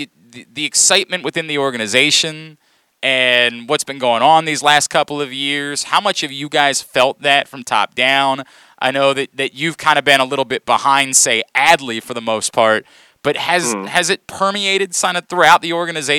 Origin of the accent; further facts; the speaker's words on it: Maryland, United States; moved away as an adult; also born or lived in Baltimore; now in Phoenix, United States; I grew up in Maryland. I moved to Phoenix to work in 06.